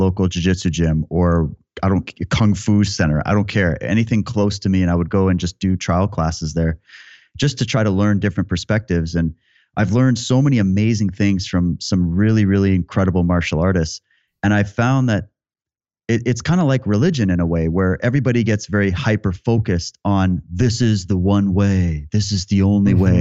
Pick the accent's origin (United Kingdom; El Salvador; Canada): Canada; Yorkton, Saskatchewan; I grew up in Yorkton, Saskatchewan